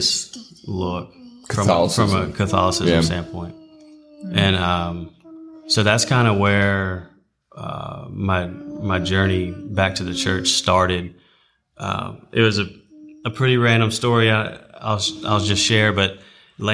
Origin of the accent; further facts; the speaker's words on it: Fairhope, Alabama, United States; also born or lived in Texas; I was originally from Texas, went to high school in Fairhope, Alabama.